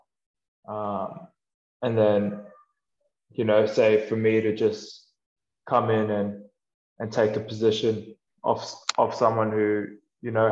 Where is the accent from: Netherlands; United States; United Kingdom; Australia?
Australia; moved away as an adult; I grew up playing rugby and I grew up in Australia